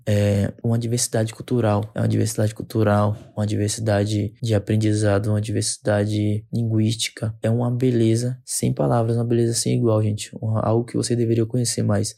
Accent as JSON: {"language": "Portuguese", "town": "Santa Cruz Cabrália", "region": "Bahia", "country": "Brazil", "tie": "born or raised there", "moved": "as an adult", "lives_now": "Salvador, Brazil", "said": "Eu sou nascido e criado na aldeia Pataxó de Coroa Vermelha, que fica lá no extremo sul da Bahia, próximo à cidade de Porto Seguro, na cidade de Santa Cruz Cabralha"}